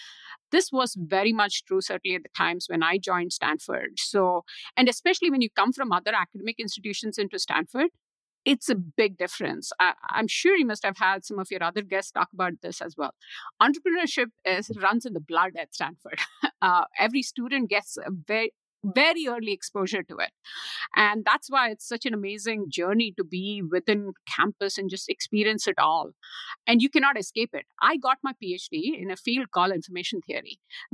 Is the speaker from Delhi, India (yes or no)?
no; Mumbai, Maharashtra, India; moved away as an adult; now in United States; Social emotional learning happens on the streets if you're growing up in Mumbai. Great experience there. A family that had no exposure to entrepreneurship. I didn't know what that meant growing up. Came to the US for my master's to Boston University